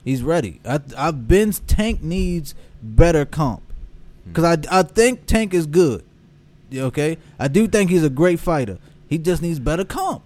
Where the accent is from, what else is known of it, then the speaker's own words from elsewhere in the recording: Baltimore, Maryland, United States; as a Baltimore man that grew up, born and raised in Baltimore